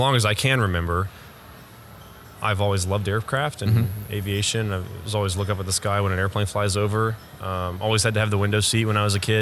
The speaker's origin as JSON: {"language": "English", "town": "Frisco", "region": "Texas", "country": "United States", "tie": "born or raised there", "said": "I was born and raised essentially in Frisco, Texas, so North Dallas."}